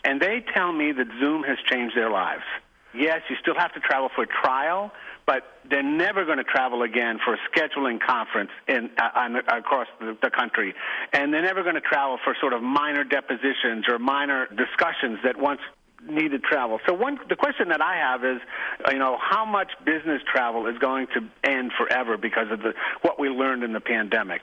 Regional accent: New York, United States; I'm a New Yorker

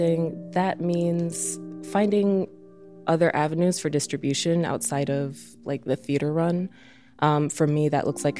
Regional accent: Oak Park, Illinois, United States; now in Chicago, United States; I grew up in Oak Park

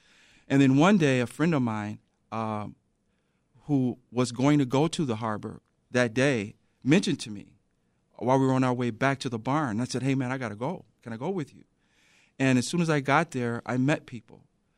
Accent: Chicago, Illinois, United States; So, as a child, I grew up in the South Shore area.

